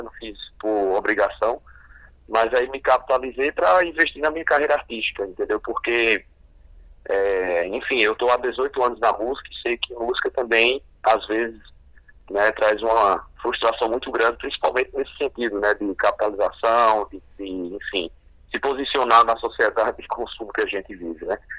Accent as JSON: {"language": "Portuguese", "region": "Paraíba", "country": "Brazil", "said": "Minha família tem base na literatura de cordel, visto que a gente é aqui da Paraíba e no interior principalmente"}